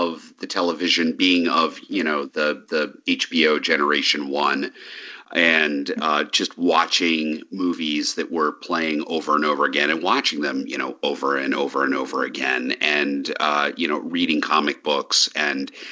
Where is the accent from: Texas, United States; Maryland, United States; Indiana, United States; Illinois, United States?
Maryland, United States; Hagerstown; also born or lived in Baltimore area, Maryland / Ellicott City, Maryland; I'm a Maryland native, and I grew up in the Hagerstown area, that's Western Maryland, and moved to the Baltimore area